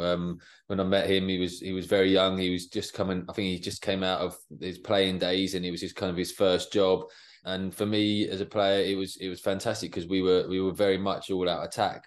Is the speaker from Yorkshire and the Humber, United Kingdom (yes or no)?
no; Watford, East of England, United Kingdom; I was born in Watford, so I was always a Watford supporter